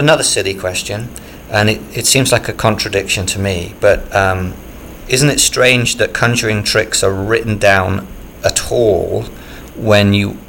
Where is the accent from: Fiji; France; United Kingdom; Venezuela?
United Kingdom; Obviously, I'm British, and I grew up in the 70s and 80s